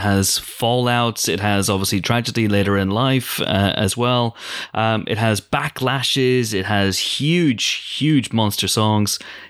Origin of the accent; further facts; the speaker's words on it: United Kingdom; I'm British.